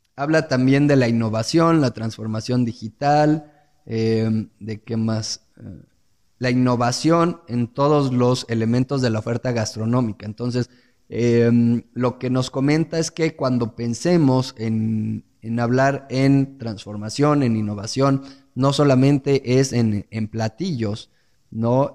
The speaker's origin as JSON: {"language": "Spanish", "country": "Mexico", "said": "aquellos que somos mexicanos"}